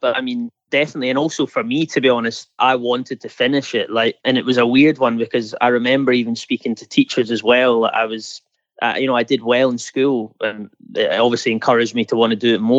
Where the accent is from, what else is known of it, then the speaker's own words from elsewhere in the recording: Scotland, United Kingdom; I mean, for me growing up, it was huge